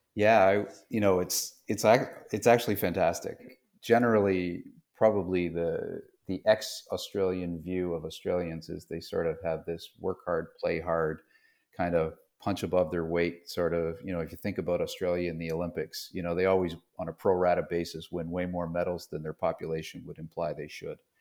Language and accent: English; Toronto, Ontario, Canada; moved away as an adult; also born or lived in London, Ontario; now in North Carolina, United States; I grew up in Toronto, just outside of Toronto in Canada.